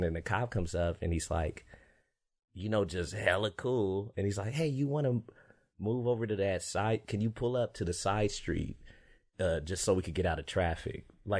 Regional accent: Fresno, California, United States; moved away; growing up in Fresno

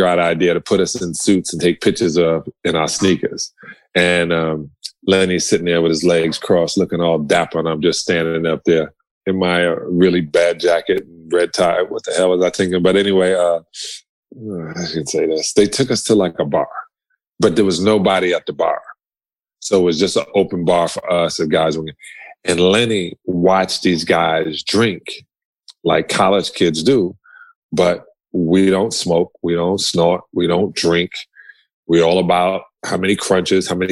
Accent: New York, United States; I'm from New York.

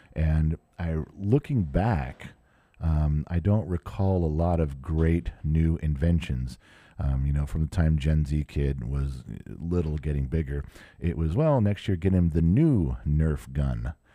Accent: Southern California, United States; I grew up in Southern California

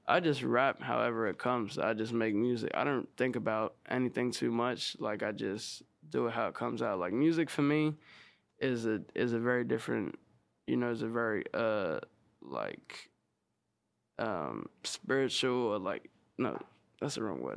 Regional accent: Sydney, New South Wales, Australia; moved away as an adult; also born or lived in South Australia; now in Los Angeles, United States; I was born in Sydney, and then when I was maybe like seven or eight, I moved out to like a small country town

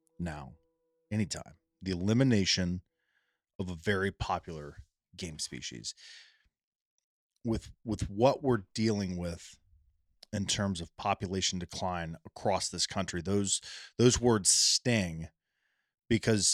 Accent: Ohio, United States; in my home state

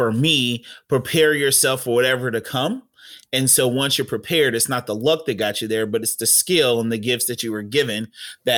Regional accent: Centralia, Illinois, United States; born and raised in Centralia, Illinois, small knit community

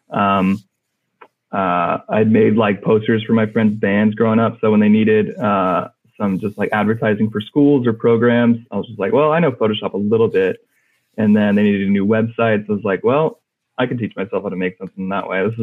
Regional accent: California, United States; Uh, I'm from California. Um, bounced around a lot, um, but currently still live in California.

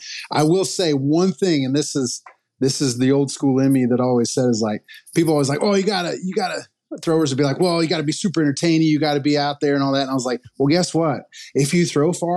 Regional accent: Missouri, United States; I'm from Missouri, live in Missouri

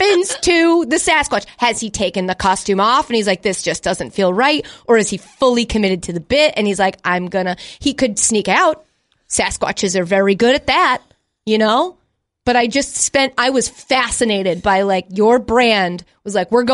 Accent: Northeast, United States; also born or lived in Framingham / Long Island; I grew up in the Northeast

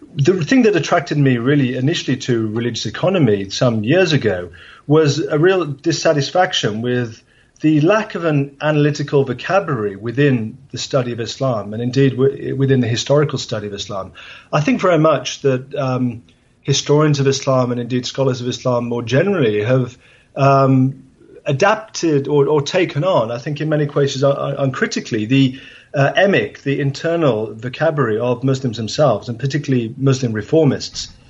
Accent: England, United Kingdom; I grew up in England

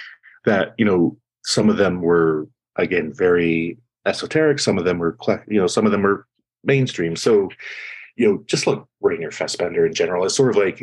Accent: Seattle, Washington, United States; I grew up in Seattle in like the late 80s, early 90s is when I sort of, you know, came to be who I was.

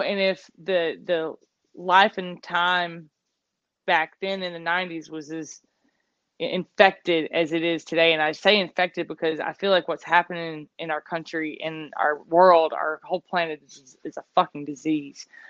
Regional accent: the South, United States; growing up in the South

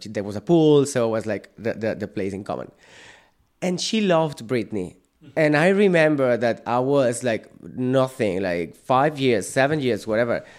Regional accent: Sant Cugat del Vallès, Catalonia, Spain; English is a second language; moved away as an adult; now in Ireland; I'm from Barcelona. I'm from a town very close to Barcelona, San Cugat.

